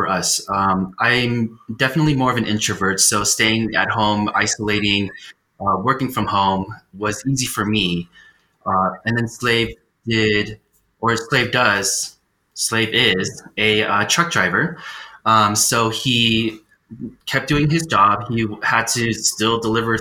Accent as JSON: {"language": "English", "region": "California", "country": "United States", "tie": "born or raised there", "moved": "yes", "lives_now": "Colorado, United States", "said": "I grew up in California"}